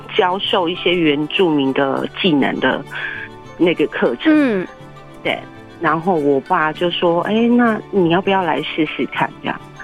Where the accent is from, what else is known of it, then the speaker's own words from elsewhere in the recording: Naro tribe, Jianshi Township, Hsinchu County, Taiwan; moved away as an adult; now in Hualien, Taiwan; 我是来自新竹县尖石乡纳罗部落